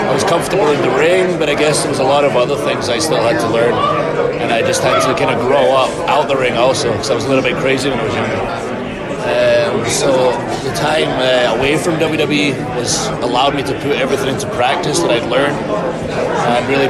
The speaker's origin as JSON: {"language": "English", "region": "Scotland", "country": "United Kingdom", "said": "I'm from Scotland"}